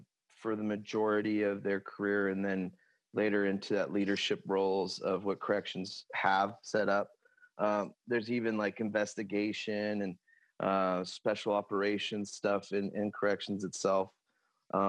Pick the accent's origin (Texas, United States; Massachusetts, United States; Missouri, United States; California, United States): California, United States; Lemoore; also born or lived in Stockton, California / Tracy, California / Manteca, California / Copperopolis, California; ended up living in Lemoore pretty much from third grade to graduation and then enlisting in the Navy there. So I say I'm from Lemoore, California, which is Central Valley